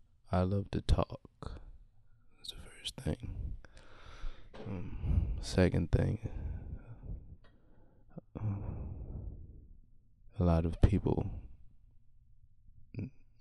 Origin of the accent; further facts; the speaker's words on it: Baltimore, Maryland, United States; I'm from Baltimore City, born and raised